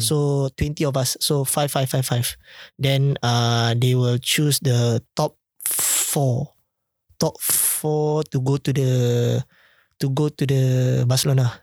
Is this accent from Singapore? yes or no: yes; Singapore; as a Singaporean